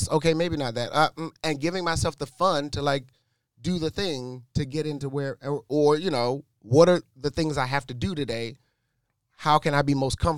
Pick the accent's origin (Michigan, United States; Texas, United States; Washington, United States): Michigan, United States; Detroit; I'm from Detroit